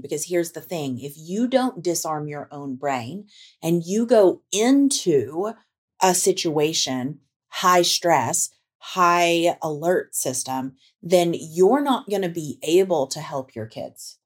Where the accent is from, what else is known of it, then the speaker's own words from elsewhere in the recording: Tornado Alley, United States; moved away; I grew up in Tornado Alley. And we recently moved back to Tornado Alley